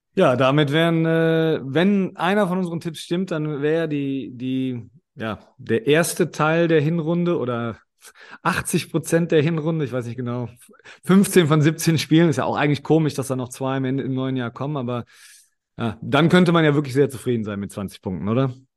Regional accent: Germany; moved away; also born or lived in Australia; als Deutsche

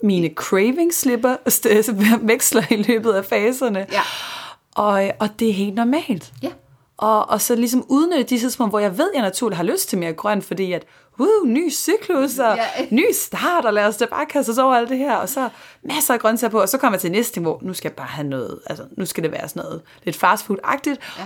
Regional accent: Copenhagen, Capital Region of Denmark, Denmark; jeg er københavner

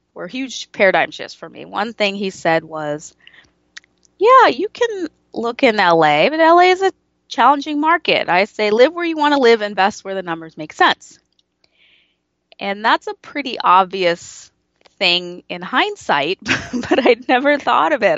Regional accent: United States; I grew up with a, in a, as a first generation American in an immigrant family

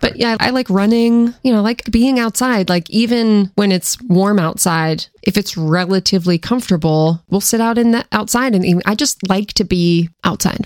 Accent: Seattle, Washington, United States; moved away as an adult; also born or lived in East Coast; growing up in Seattle

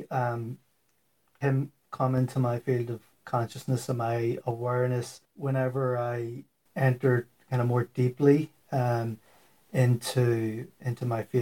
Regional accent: Belfast, Northern Ireland, United Kingdom; moved away as an adult; also born or lived in Dublin, Ireland; now in Wisconsin, United States; I grew up in Belfast, in Ireland.

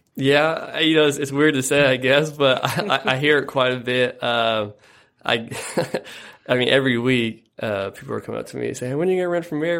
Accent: Yakima, Washington, United States; I was born and raised on the, uh, east side of Yakima, which I'm, I'm proud of as well.

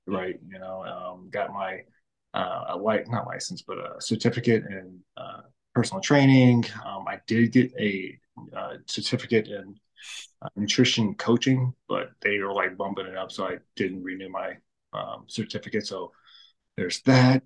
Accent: St. Louis, Missouri, United States; born and raised in St. Louis

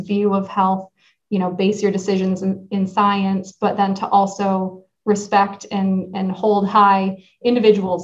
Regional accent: Northport, Michigan, United States; moved away as an adult; also born or lived in Ann Arbor, Michigan; now in Vermont, United States; So I grew up kind of surrounded by water. It's a really small town called Northport

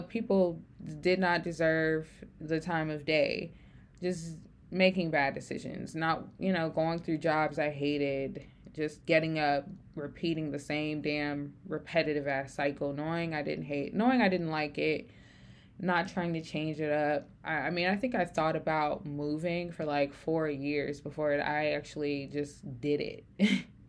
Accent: Memphis, Tennessee, United States; moved away as an adult; I grew up in Memphis, Tennessee

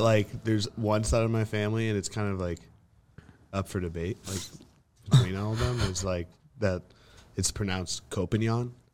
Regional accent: Central Coast, California, United States; moved away as an adult; now in Los Angeles, United States; it's Seninas Valley, so it's, like, a little north of, like, Ventura, Santa Barbara area.

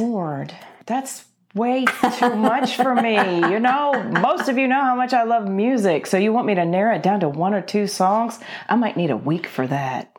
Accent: Paris, Tennessee, United States; moved away; also born or lived in Nashville, Tennessee / Alabama / Atlanta, Georgia; I was born in West Tennessee, in Paris, Tennessee, home of the world's largest fish fry

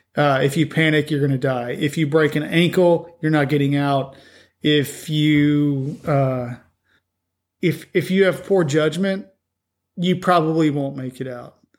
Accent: Colorado, United States; I grew up out west in Colorado

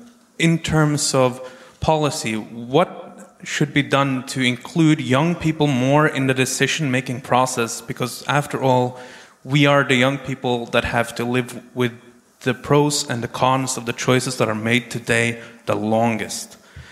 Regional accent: Norway; I'm 23 years old, and I'm a representative of the Barents Regional Youth Council, and I'm from Norway.

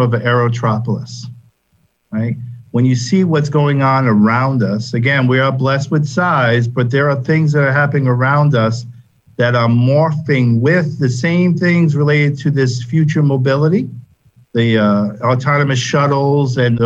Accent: Massachusetts, United States; moved away as an adult; now in Florida, United States; I grew up in Massachusetts, like I said, went to the University of Massachusetts

